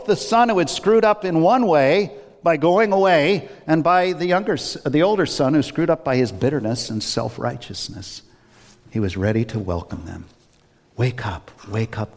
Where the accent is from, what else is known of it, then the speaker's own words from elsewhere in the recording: Worcester, Massachusetts, United States; I grew up in Worcester years ago on the west side